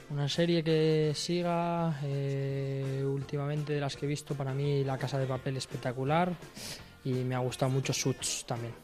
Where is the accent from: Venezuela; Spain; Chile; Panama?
Spain; Valencia, Valencian Community; also born or lived in Madrid; enseguida me fui a Valencia